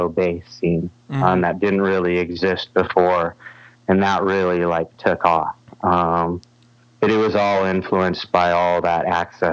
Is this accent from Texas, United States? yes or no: no; Sioux Falls, South Dakota, United States; I was getting to see all those bands in my hometown